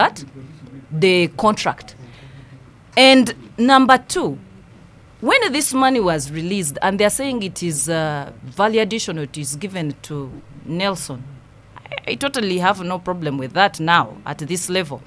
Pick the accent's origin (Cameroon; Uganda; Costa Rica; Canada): Uganda; Nyabushche, Western Region; I come from Nyabushche